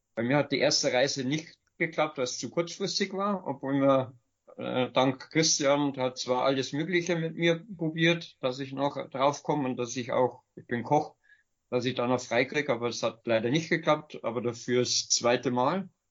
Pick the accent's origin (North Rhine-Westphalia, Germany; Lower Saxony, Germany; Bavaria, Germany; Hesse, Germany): Bavaria, Germany; Bavarian Forest, Germany; ich komme aus dem Bayerischen Wald ursprünglich